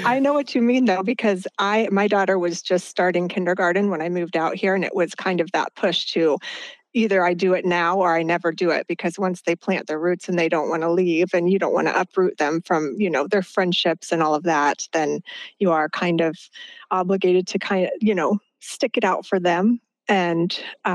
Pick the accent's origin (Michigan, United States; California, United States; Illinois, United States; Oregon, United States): Illinois, United States; central; moved away as an adult; now in Seattle, United States; I grew up in the Midwest in a tiny little farm town of about 5,000 people in central Illinois